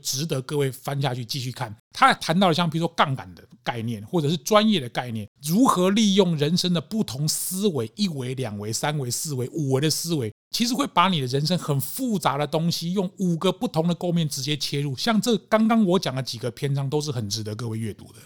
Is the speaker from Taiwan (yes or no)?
yes; Taiwan; 所以那才会靠一句我们台湾人年长者讲的说